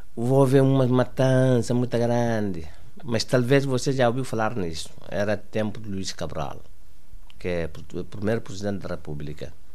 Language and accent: Portuguese; Guinea-Bissau; moved away as an adult; also born or lived in Mauritania; now in Portugal; Nasci em Guiné-Bissau em 1922 10 1949